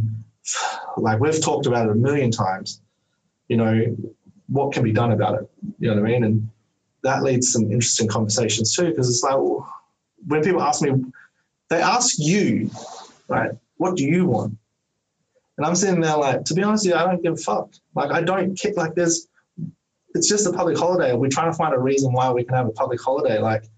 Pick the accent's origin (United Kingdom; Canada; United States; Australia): Australia; Like as an Australian, like I was like, oh, no, I'm a black fella.